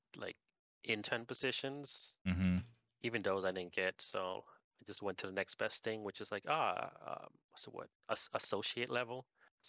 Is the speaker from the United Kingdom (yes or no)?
no; Puerto Rico; moved away as an adult; also born or lived in New Jersey, United States / Orlando, Florida, United States / Washington, United States / California, United States; So I was born in New Jersey, raised in Puerto Rico. By yeah, until graduate high school